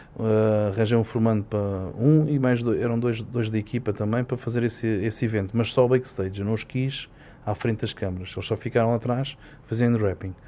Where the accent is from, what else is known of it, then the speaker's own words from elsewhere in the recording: Portugal; tenho muito orgulho é ser português